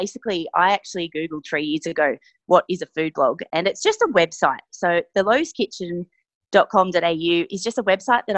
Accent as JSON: {"language": "English", "town": "Sydney", "region": "New South Wales", "country": "Australia", "tie": "born or raised there", "moved": "yes", "said": "I grew up in Sydney, and I'm one of five kids"}